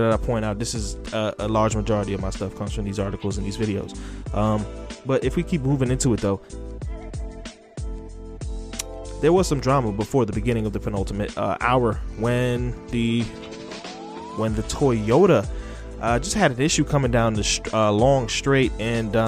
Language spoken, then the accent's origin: English; United States; I am American